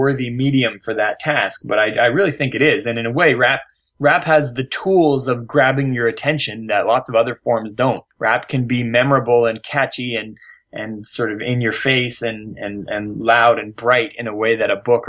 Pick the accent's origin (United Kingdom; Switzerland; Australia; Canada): Canada; Vancouver, British Columbia; now in New York, United States; I'm from Vancouver, British Columbia, Canada